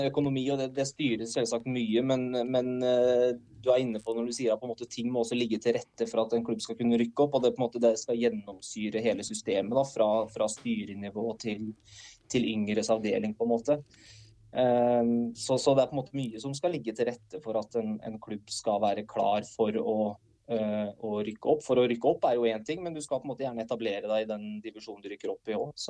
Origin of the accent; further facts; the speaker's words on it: Norway; accent: mix of Notodden, Moss, Røros and Trondheim dialects; Så det er en god blanding av, eh, av Notodden og Moss og Røros og Trondheim og full, full, pakke, egentlig.